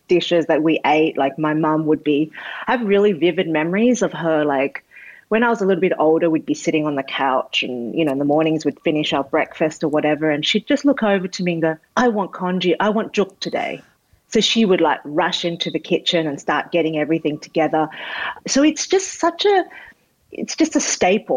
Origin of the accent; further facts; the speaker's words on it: Australia; as a kid growing up in Australia, like, I just wanted to be Australian